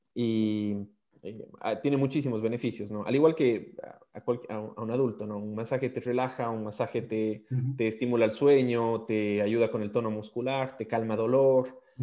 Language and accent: Spanish; Ecuador; moved away as an adult; also born or lived in Australia; soy, ecuatoriano